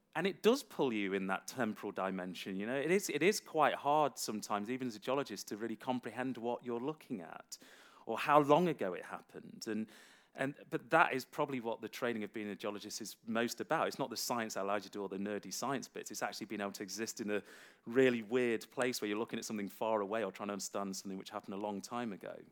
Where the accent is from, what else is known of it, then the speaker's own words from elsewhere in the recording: Derby, East Midlands, United Kingdom; a city college I attended in uh, in my hometown of Derby